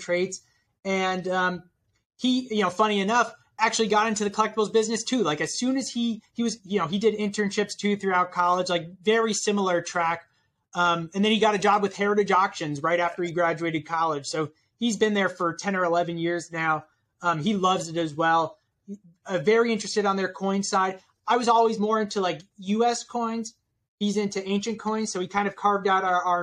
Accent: New York City, New York, United States; I grew up in Brooklyn

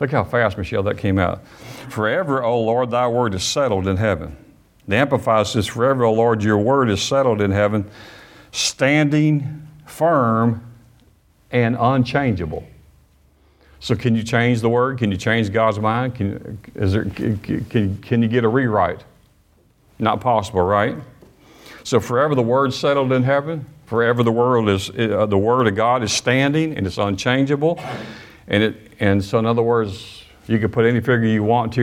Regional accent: Alabama, United States; also born or lived in Michigan; I was not born in Alabama. I was born in Michigan, but I've lived most all of my life in Alabama

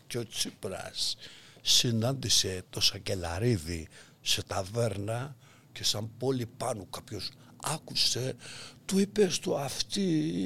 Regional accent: Greece; εμείς είμαστε Έλληνες

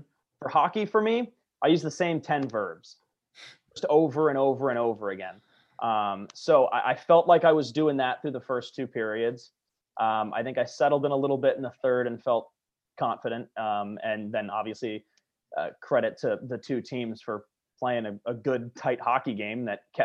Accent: Southern California, United States; my hometown team

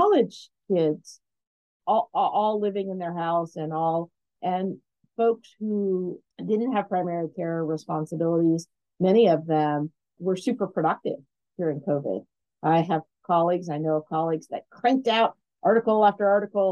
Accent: Alaska, United States; moved away; when I grew up in Alaska

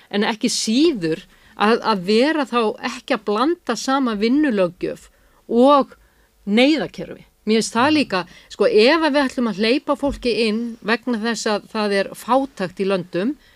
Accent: Iceland; við erum Íslandingar

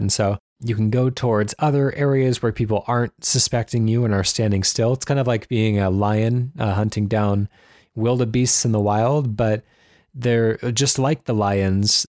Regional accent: United States; I'm an American.

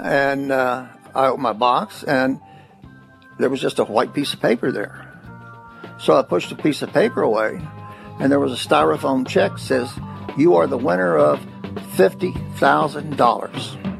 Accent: Corbin, Kentucky, United States; I was born in Corbin, Kentucky on August the 8th, 1939.

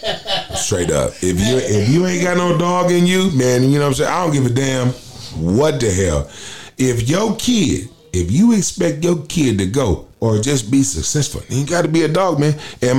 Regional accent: Minneapolis, Minnesota, United States; born there; also born or lived in Okinawa, Japan / Portland, Oregon; Yeah, man, I was born in Minneapolis, Minnesota. I spent a year and a half, 2 years in Okinawa, Japan. Of course, I was, in Portland, Oregon

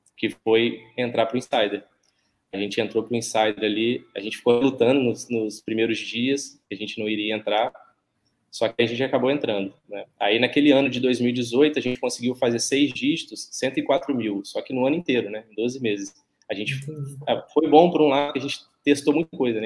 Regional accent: Barra Mansa, Rio de Janeiro, Brazil

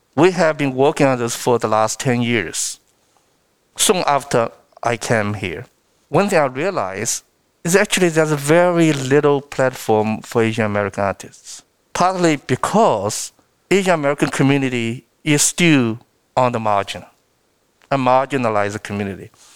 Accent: Shanghai, China; English is a second language; moved away as an adult; now in United States; I was born and raised in Shanghai because I grew up eating rice and rice porridge.

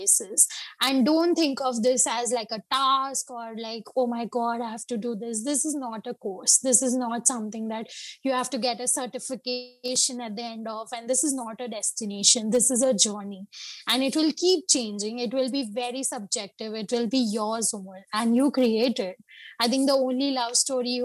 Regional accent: Mumbai, Maharashtra, India; Born and brought up in Bombay

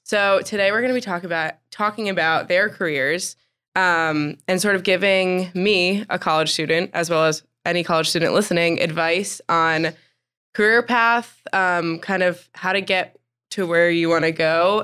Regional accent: New Jersey, United States; moved away as an adult; now in Greenville, United States; I'm from New Jersey

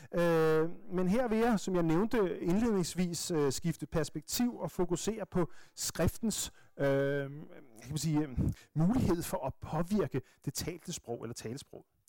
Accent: Bornholm, Capital Region of Denmark, Denmark; accent: Bornholmsk; moved away; som vi siger på Bornholmsk

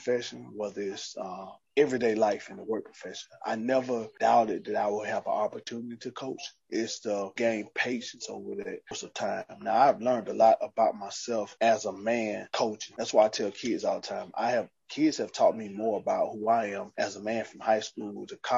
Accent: Montgomery, Alabama, United States; moved away as an adult; also born or lived in Memphis, Tennessee; I grew up in Montgomery, Alabama, I spent 16, 17 years of my life in Memphis

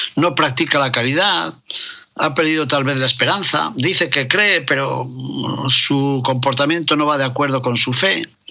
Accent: León, Castile and León, Spain; en el Panteón de los Reyes de León, en la Colegiata de San Isidoro, en mi ciudad natal

